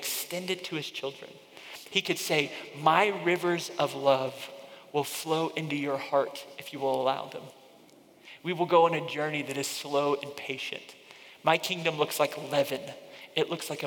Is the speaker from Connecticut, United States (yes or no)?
yes; Northeast, Connecticut, United States; moved away; I grew up in the Northeast for a significant part of my growing up, and I remember living in Connecticut, just outside of New York City